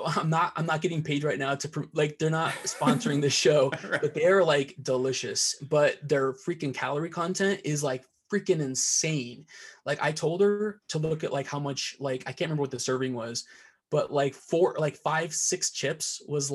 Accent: Iowa, United States; my hometown in Iowa.

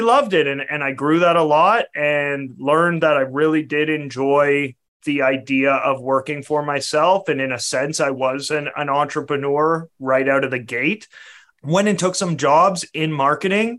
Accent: Canada; I'm a Canadian

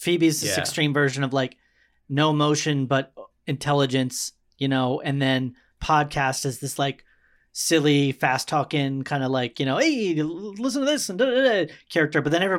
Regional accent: Baltimore, Maryland, United States; born there; also born or lived in Nebraska; I lived in Nebraska, dude. And I mean, it's a very different world. Like when we moved from, I was born in Baltimore.

